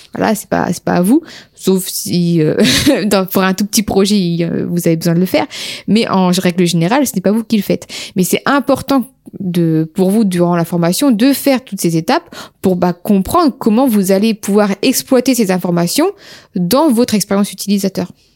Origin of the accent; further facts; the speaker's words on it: Amiens, Hauts-de-France, France; nous sommes d'Amiens